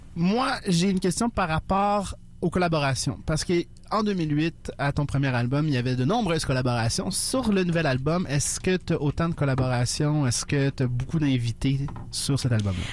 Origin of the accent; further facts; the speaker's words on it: Montreal, Quebec, Canada; je viens du West Island